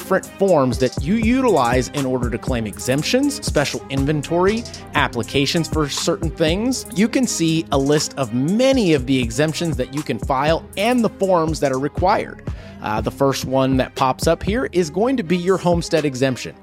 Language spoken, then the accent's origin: English; Texas, United States; as a Texan